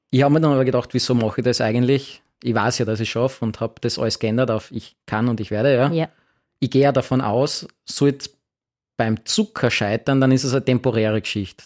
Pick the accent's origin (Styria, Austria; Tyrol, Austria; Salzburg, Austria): Styria, Austria; Graz; Graz ist meine Heimatstadt